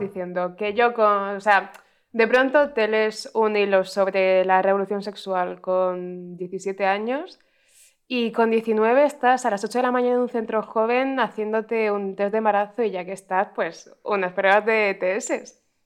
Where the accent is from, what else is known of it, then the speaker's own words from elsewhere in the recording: Cartagena, Region of Murcia, Spain; now in Madrid, Spain; somos una persona de Badajoz y de Cartagena que no saben decir la X